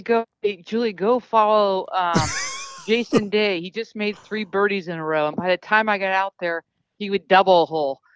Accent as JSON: {"language": "English", "country": "United States", "said": "being American"}